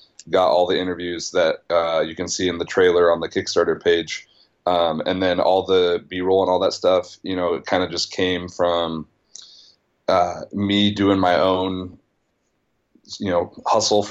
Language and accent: English; Nebraska, United States; moved away; Small town Nebraska